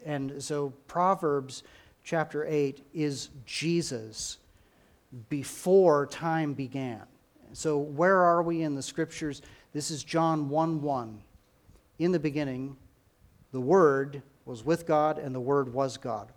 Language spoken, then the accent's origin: English; United States; we as, as American Christians